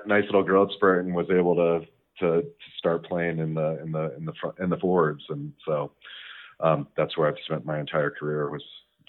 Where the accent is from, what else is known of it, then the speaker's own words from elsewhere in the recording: Longmont, Colorado, United States; I was born here in Colorado. I grew up in Longmont, Colorado, which is just northwest of Boulder. Went to Longmont High School